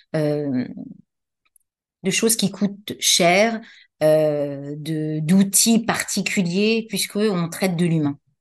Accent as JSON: {"language": "French", "town": "Paris", "region": "Île-de-France", "country": "France", "tie": "born or raised there", "also_born_or_lived": "Saint-Mandé", "said": "j'ai grandi à Paris"}